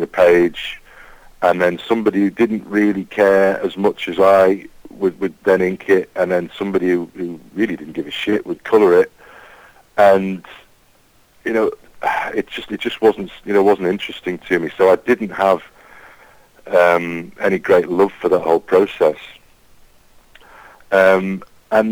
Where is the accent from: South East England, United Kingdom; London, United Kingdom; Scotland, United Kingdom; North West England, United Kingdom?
North West England, United Kingdom; the Wirral; I grew up on the Wirral, which is in between Liverpool, it's a peninsula in between Liverpool and North Wales